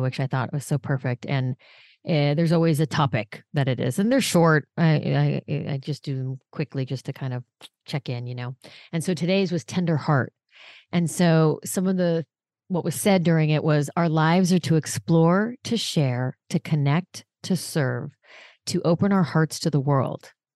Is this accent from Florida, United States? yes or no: no; Los Angeles, California, United States; when I was little, I grew up in Los Angeles